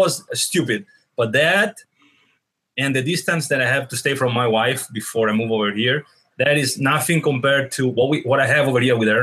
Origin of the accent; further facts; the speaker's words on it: Venice, Veneto, Italy; English is a second language; moved away as an adult; now in United States; I'm from Venice, which is one of the ancient Republic of Italy, one of the most ancient Republic of Venice, which I'm proudly Venetian first and then Italian